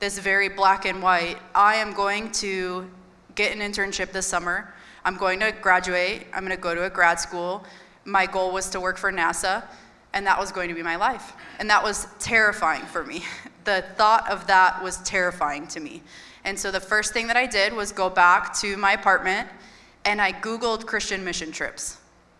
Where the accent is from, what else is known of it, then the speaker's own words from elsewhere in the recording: McHenry, Illinois, United States; also born or lived in Minnesota; I grew up right here in McHenry